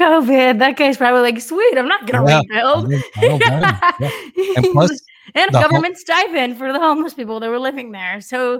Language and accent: English; Minneapolis, Minnesota, United States; I'm from Minneapolis. I went to school in downtown.